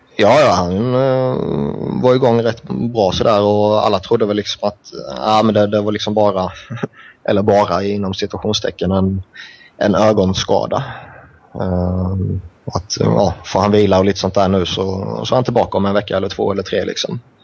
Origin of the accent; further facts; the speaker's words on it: Sweden; som svensk